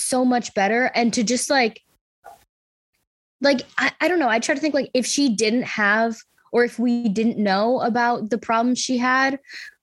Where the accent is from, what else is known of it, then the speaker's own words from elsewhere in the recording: Buffalo, New York, United States; I'm from Buffalo